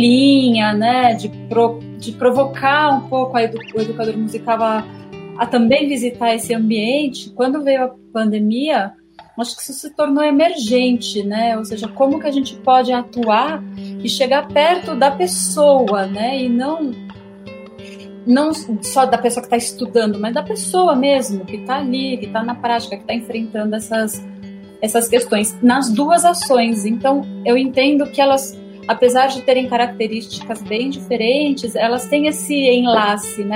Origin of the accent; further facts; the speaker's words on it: São Paulo, Brazil; eu sou de São Paulo